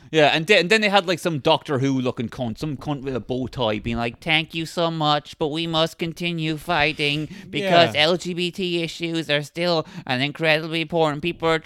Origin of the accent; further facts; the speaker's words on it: Ohio, United States; born there; I was born in Ohio.